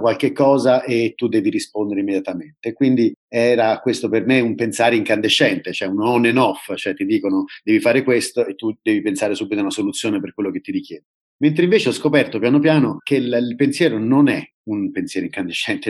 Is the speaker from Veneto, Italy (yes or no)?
no; Rome, Lazio, Italy; moved away as an adult; tornare a Roma, tornare in Italia e occuparmi del mio paese